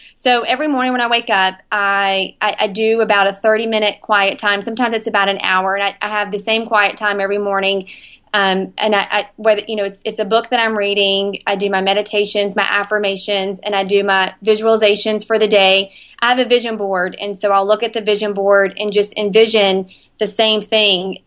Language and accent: English; Spartanburg, South Carolina, United States; A B C Gym in my hometown of Spartanburg